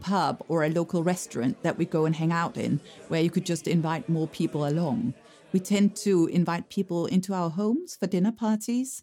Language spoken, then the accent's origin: English; Denmark; moved away